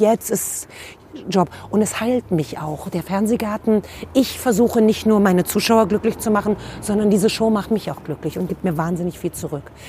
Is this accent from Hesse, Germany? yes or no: no; Berlin, Germany; ich bin geboren in Berlin Mitte und habe bis dahin auch immer da gelebt